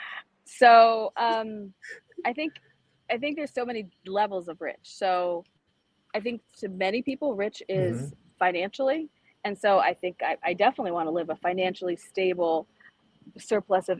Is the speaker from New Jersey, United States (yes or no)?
no; Northern Baltimore County, Maryland, United States; also born or lived in El Salvador; I was born in El Salvador. I was adopted at a young age. Both my parents who adopted me were Baltimore City principals. So I saw the contrast growing up in Northern Baltimore County